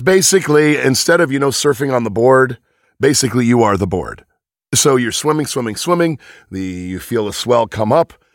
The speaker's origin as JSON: {"language": "English", "town": "Venice", "region": "California", "country": "United States", "tie": "born or raised there", "also_born_or_lived": "Sheepshead Bay, New York", "said": "I grew up in California where water is scarce."}